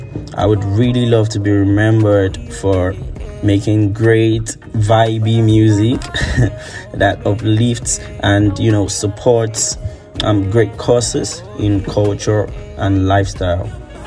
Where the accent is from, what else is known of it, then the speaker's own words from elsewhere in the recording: Lagos, Nigeria; I am from Nigeria, and I was born in Lagos, Nigeria.